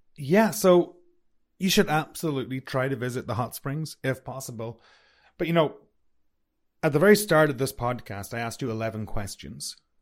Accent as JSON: {"language": "English", "town": "Sligo", "region": "Connacht", "country": "Ireland", "tie": "born or raised there", "also_born_or_lived": "Toronto, Canada", "moved": "as an adult", "lives_now": "Kelowna, Canada", "said": "I'm from a small town called Sligo. And when I was a kid, Sligo was not a very diverse town"}